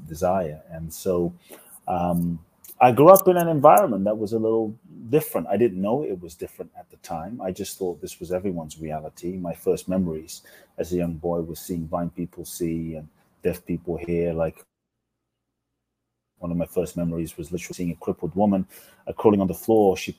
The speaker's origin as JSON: {"language": "English", "region": "London", "country": "United Kingdom", "tie": "born or raised there", "also_born_or_lived": "Mexico", "moved": "yes", "lives_now": "Los Angeles, United States", "said": "I grew up in London."}